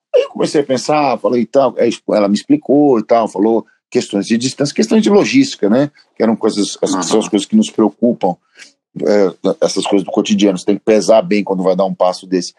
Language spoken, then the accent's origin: Portuguese; São Paulo, Brazil; Eu morava sempre, morava sempre no mesmo lugar. Eu nasci na Moca